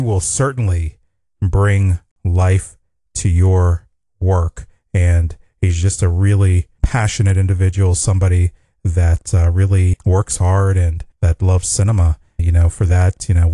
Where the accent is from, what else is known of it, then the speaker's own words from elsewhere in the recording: Pittsburgh, Pennsylvania, United States; moved away as an adult; now in Los Angeles, United States; I'm actually from the eastern part of the United States in Pennsylvania, Pittsburgh, Pennsylvania